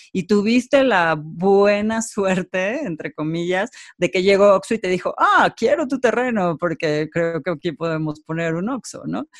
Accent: Mexico; como mexicanos

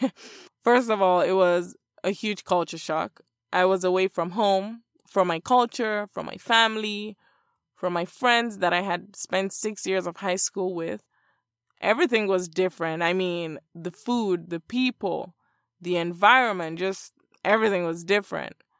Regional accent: Lagos, Nigeria; moved away as an adult; now in Miami, United States; I was born and raised in Lagos, Nigeria.

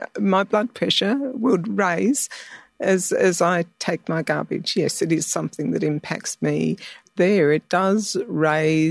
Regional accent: Sydney, New South Wales, Australia; My people are from central Queensland, but I've been raised in Sydney, Western Sydney.

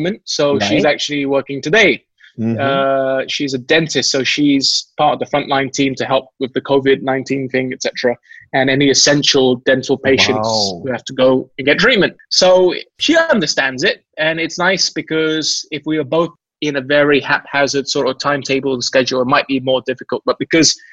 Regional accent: England, United Kingdom; moved away; also born or lived in Malaysia; Growing up in England

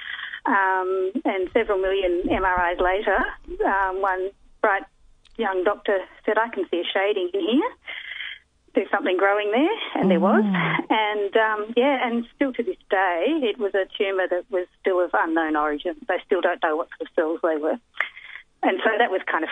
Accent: Flinders, Victoria, Australia; now in Melbourne, Australia; I grew up at Flinders

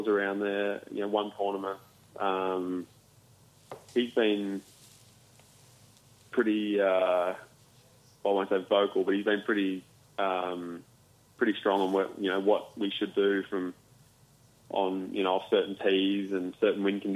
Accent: Warrnambool, Victoria, Australia; also born or lived in Melbourne; I grew up in Warrnambool, but played a lot of my golf, most of my golf in Melbourne.

